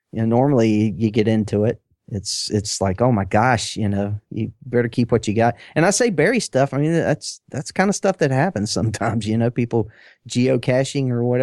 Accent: United States; accent: New England, New York; New England. New York accent.

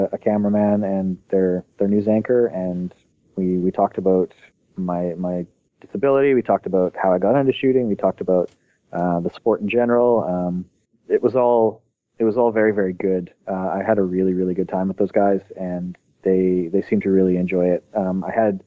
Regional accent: Canada; I'm just a Canadian that likes to shoot guns

